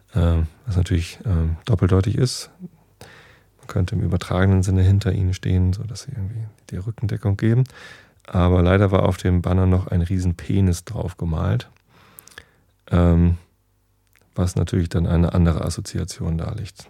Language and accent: German; Northern Germany, Germany; Wir Norddeutschen sind ja ähm, anders zum Beispiel als Rheinländer.